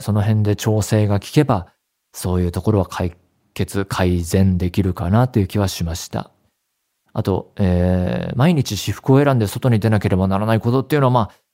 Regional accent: Saitama, Japan; 地元が埼玉県で、で、高校が東京だったので

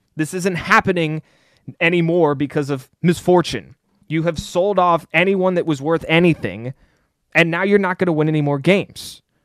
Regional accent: Washington, District of Columbia, United States; that's my hometown

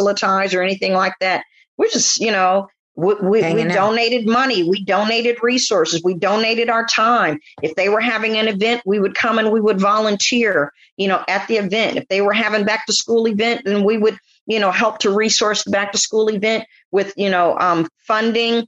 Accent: San Francisco, California, United States; I'm from San Francisco.

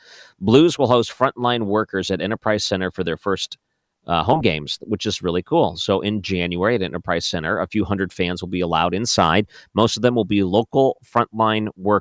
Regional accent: Michigan, United States; moved away as an adult; also born or lived in Ohio; I grew up in Michigan

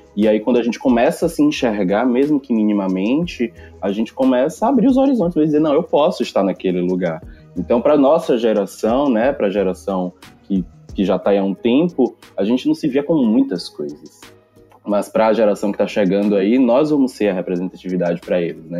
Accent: Salvador, Bahia, Brazil; Sou daqui de Salvador.

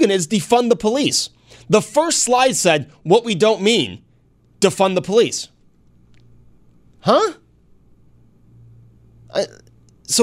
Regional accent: Hornell, New York, United States; growing up in Hornell, New York

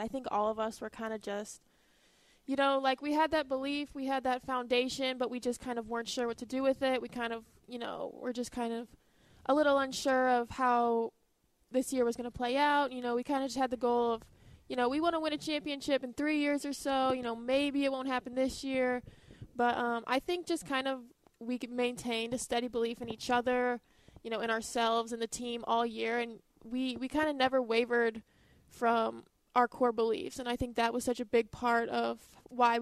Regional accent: St. Louis, Missouri, United States; my hometown

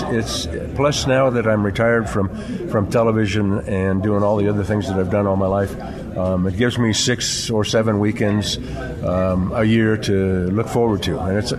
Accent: Evanston, Illinois, United States; moved away; also born or lived in Klamath Falls, Oregon / Redding, California / Salt Lake City, Utah; I grew up in Chicago, Illinois. No, Evanston, actually.

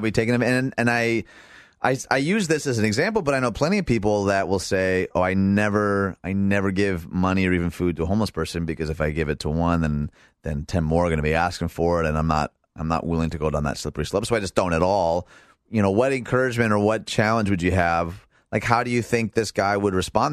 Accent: Michigan, United States; moved away; This is Michigan, my home state.

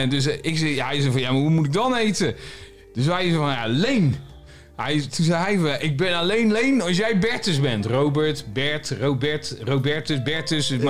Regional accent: Groningen, Netherlands; also born or lived in Limburg; ik kom uit het noorden.

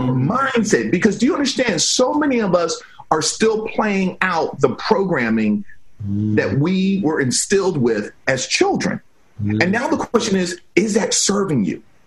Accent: Silver Spring, Maryland, United States; moved away as an adult; also born or lived in Virginia; now in California, United States; I grew up in Silver Spring, Maryland

